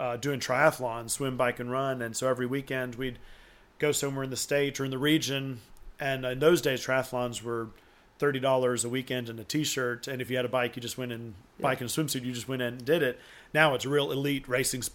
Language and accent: English; Auburn, Alabama, United States; also born or lived in Tuscaloosa, Alabama; I was born and raised in Auburn, Alabama. And, so East Alabama